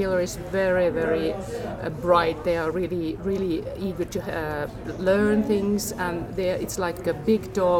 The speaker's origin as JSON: {"language": "English", "country": "Finland", "said": "I'm actually from Finland."}